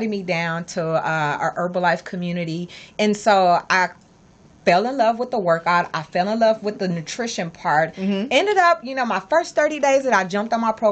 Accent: California, United States; I'm from here. I'm from California

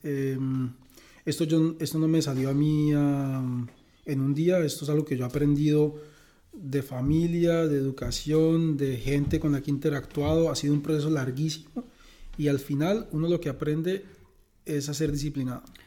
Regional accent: Bucaramanga, Santander, Colombia; moved away as an adult; also born or lived in San Gil, Colombia / Canada / United States / France; now in Eindhoven, Netherlands; Yo soy de Bucaramanga, creado mitad en Bucaramanga, mitad en San Gil

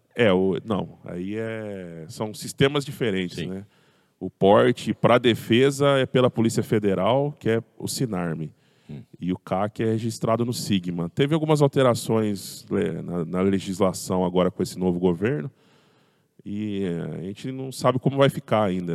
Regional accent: Pirassununga, São Paulo, Brazil; now in Araras, Brazil; Eu sou nascido lá em Pirassununga

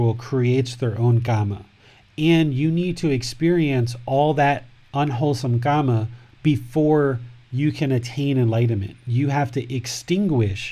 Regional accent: United States; I'm from America

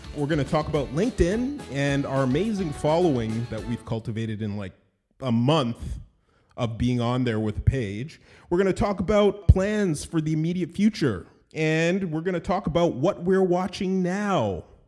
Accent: Toronto, Ontario, Canada; I was born in Toronto, Ontario, Canada. I'm Canadian

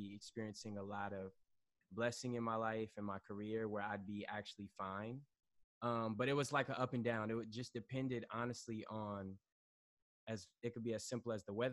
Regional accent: Atlanta, Georgia, United States; moved away as an adult; also born or lived in Washington, D.C.; now in New York City, United States; I am originally from Atlanta.

